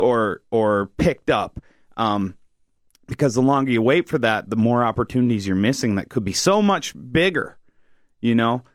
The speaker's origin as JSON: {"language": "English", "region": "New Brunswick", "country": "Canada", "said": "I'm from New Brunswick"}